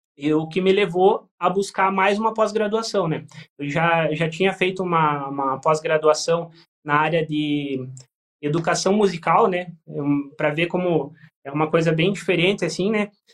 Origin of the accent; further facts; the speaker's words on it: Tijucas do Sul, Paraná, Brazil; eu sou de Tijucas do Sul, na região metropolitana